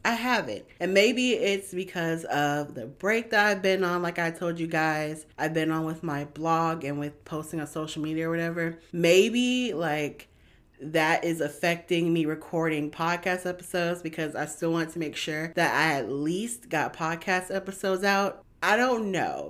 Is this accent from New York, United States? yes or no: no; Georgia, United States; I'm from Georgia, born and raised